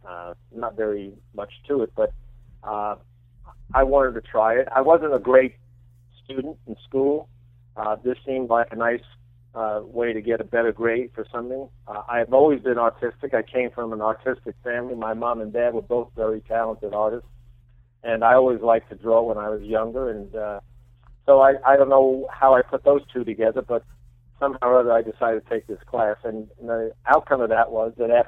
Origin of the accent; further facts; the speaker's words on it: New York City, New York, United States; I grew up in the Bronx, by the way, in New York